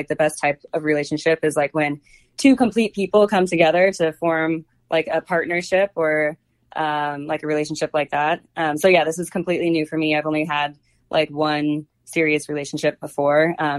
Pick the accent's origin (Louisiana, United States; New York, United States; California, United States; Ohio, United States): Ohio, United States; Cincinnati; also born or lived in Oklahoma / Japan / Washington, D.C.; I think I'm from Cincinnati. My dad was in the Air Force, so I'm from literally all over the place. I've lived in like Oklahoma, Japan, D.C.